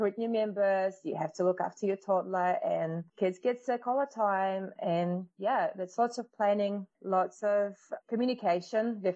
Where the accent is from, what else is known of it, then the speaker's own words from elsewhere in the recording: Russia; English is a second language; moved away as an adult; now in New Zealand; I was born in Russia and I moved to New Zealand with my parents when I was 19.